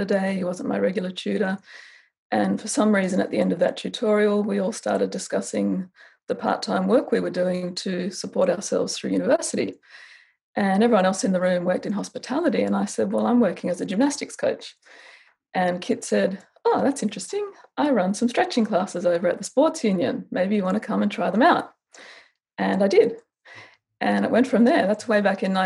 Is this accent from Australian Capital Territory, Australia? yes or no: yes; Canberra, Australian Capital Territory, Australia; I grew up in Canberra, capital city, with my brother and my parents